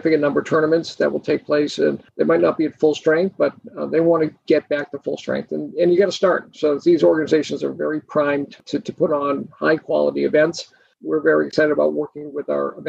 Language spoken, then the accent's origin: English; Boston, Massachusetts, United States; moved away; I'm from Boston originally